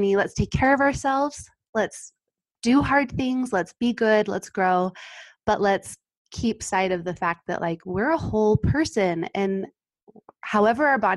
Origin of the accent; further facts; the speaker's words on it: North Ogden, Utah, United States; I am from North Ogden, Utah. I live here with my husband